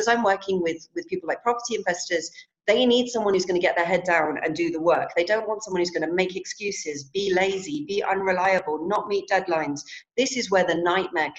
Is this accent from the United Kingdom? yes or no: yes; London, United Kingdom; I'm from London